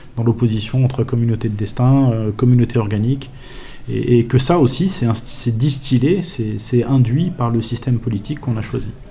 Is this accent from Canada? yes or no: no; France; nous en France